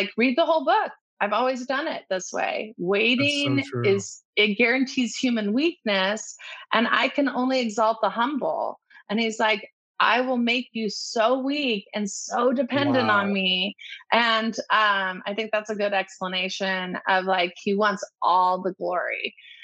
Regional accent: Orange County, California, United States; I grew up in Orange County

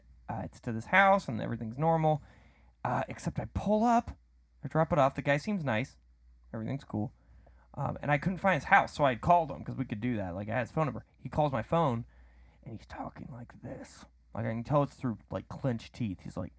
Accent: Wales, United Kingdom; Should I tell him I'm Welsh? I think it's too late.

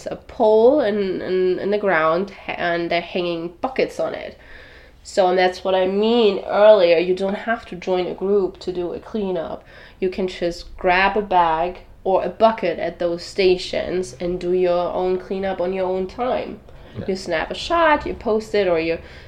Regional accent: Germany; now in Miami Beach, United States; I'm from Europe, and we don't have plastic bags in Germany. That's where I'm from.

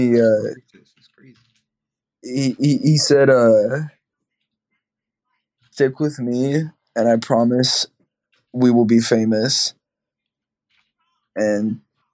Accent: Georgia, United States

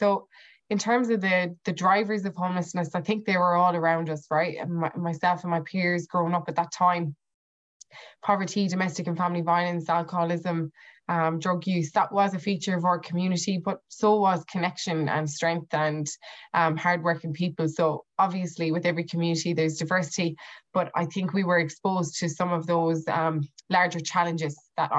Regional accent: Ireland; I grew up in a social housing community, what would have been council housing in Irelan

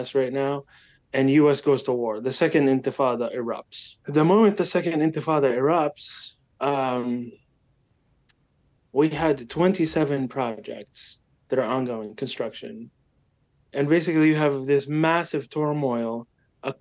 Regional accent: Gaza City, Gaza Strip, Palestine; now in United States; I grew up in Gaza City

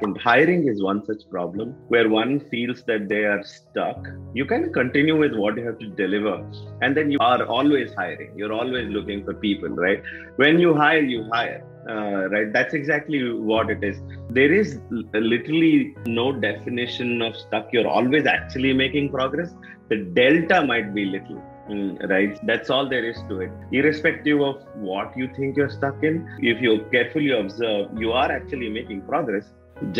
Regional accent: North Karnataka, India; accent: North Karnataka dialect; also born or lived in Mysore, Karnataka / Bijapur / Bagalkot; near Bijapur and Bagalkot, and those have been the areas where I have lived. Actually, 17 years. More in North Karnataka than in South Karnataka. But of course, at home, I'm from Mysore

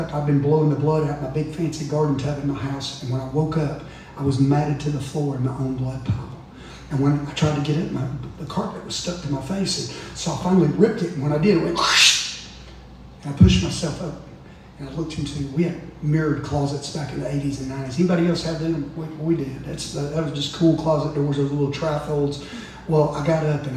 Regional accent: North Georgia, United States; We're from North Georgia

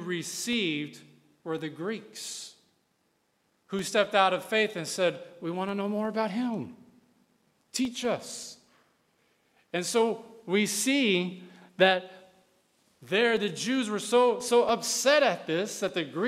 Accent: West Texas, United States; now in Gwinnett County, United States; I come from West Texas. I'm talking cowboys and stuff

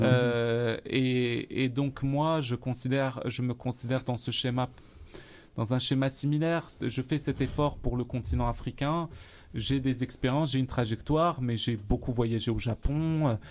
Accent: Algeria; now in Sherbrooke, Canada; je suis d'Algérie.

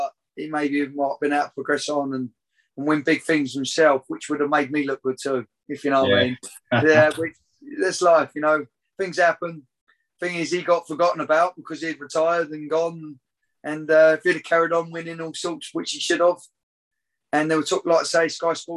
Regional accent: Crawley, South East England, United Kingdom; my hometown, which I was brought up in, Crawley

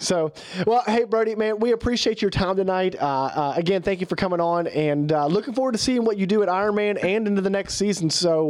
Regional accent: West Virginia, United States; we're from West Virginia

